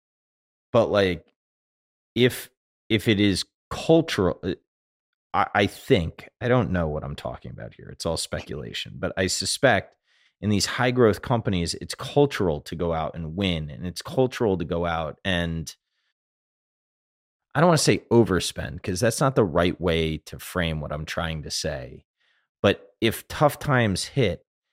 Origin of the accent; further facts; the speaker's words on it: South Florida, United States; I grew up in South Florida